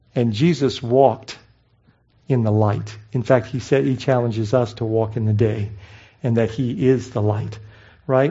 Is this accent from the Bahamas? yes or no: yes; Bahamas; now in United States; I grew up in the Bahamas, so coming to the States was exciting